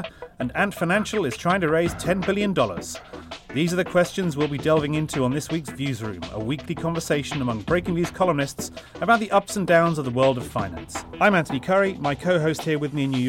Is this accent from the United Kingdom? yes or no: yes; England, United Kingdom; I'm English